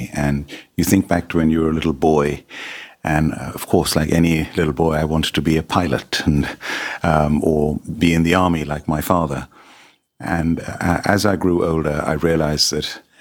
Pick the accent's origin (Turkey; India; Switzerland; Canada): India; Hyderabad, Telangana; moved away as an adult; also born or lived in Fulham, London; now in United Kingdom; We're both from Hyderabad in India.